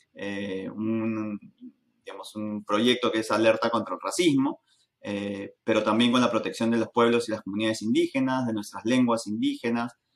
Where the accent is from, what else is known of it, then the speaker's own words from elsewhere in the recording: Lima, Peru; Siendo peruanos, siendo limeños en nuestro caso